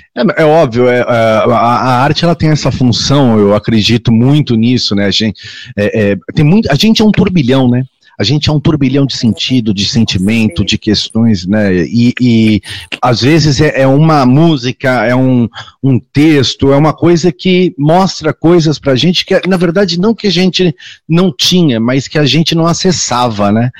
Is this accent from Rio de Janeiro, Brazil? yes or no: no; Santos, São Paulo, Brazil; eu sou da cidade, minha cidade natal é Santos, é, no estado de São Paulo, litoral